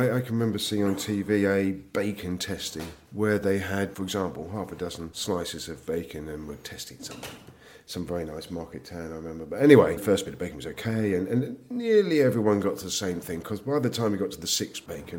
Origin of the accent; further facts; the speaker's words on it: United Kingdom; we're complaining as British farmers